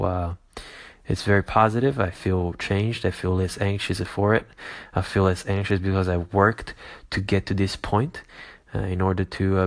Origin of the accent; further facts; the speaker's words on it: Caserta, Campania, Italy; moved away; also born or lived in United States; I came back from America to my home country and hometown in Italy, mainly Caserta